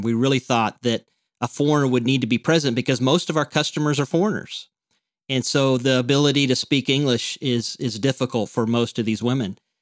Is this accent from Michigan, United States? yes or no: no; Mountain Home, Arkansas, United States; moved away as an adult; now in Chiang Mai, Thailand; I grew up in Mountain Home